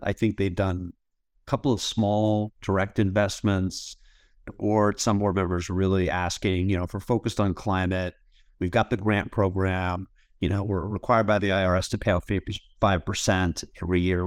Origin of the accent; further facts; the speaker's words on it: Duxbury, Massachusetts, United States; moved away as an adult; also born or lived in Ithaca, New York / Los Angeles; now in Seattle, United States; I grew up in Massachusetts in a little town called Duxbury.